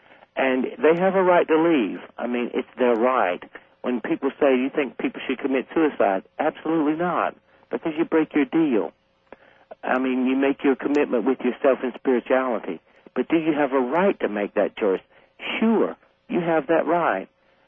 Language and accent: English; Deep South, United States; And I figured if anyone would go to hell, it would be me, based on the nature of growing up in the Deep South.